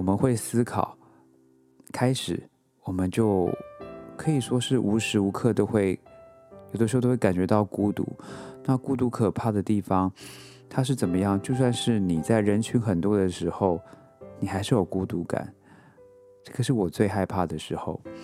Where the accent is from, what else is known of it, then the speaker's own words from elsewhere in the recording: Taiwan; moved away as an adult; now in New York, United States; 我之前，呃，之前住在亚热带国家嘛，然后我出生在台湾